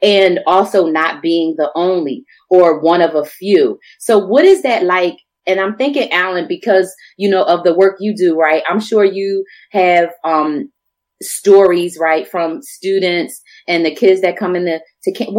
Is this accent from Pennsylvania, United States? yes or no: yes; Philadelphia, Pennsylvania, United States; moved away as an adult; now in Portland, United States; I grew up in Philly